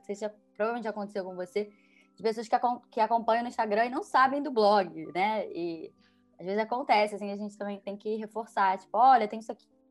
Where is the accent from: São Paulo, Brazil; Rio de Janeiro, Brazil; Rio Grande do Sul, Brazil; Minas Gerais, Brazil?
Rio de Janeiro, Brazil; eu, por exemplo, sou carioca, apaixonada pelo Rio